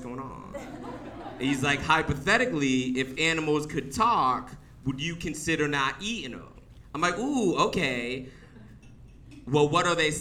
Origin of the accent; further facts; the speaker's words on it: the South, United States; I grew up in the South